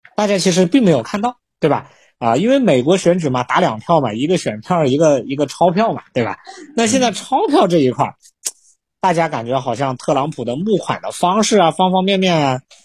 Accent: China; 我们中国人

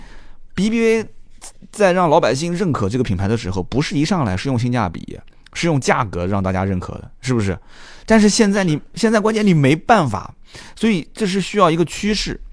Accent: China; 就我我们我们这个也没啥移民，我们就是土生土长。你像我就当地土生土长，你可能在上海打拼，但是老家的那个根还在那个位置

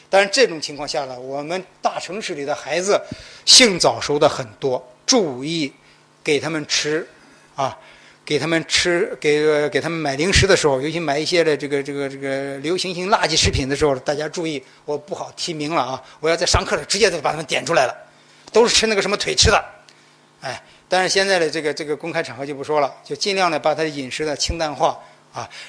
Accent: China; 我们中国人绝中国，我们中国男人绝对不会像广告上写的

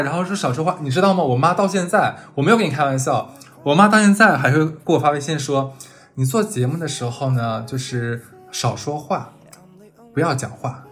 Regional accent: Northeast China, China; moved away as an adult; 我是东北人嘛，尤其在我们八零年代，我们那一批的小孩儿

